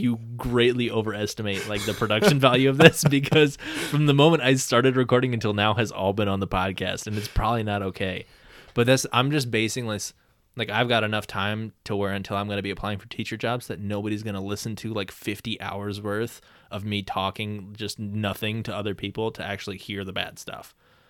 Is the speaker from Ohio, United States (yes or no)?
yes; Ohio, United States; Because we're from Ohio, so like, right.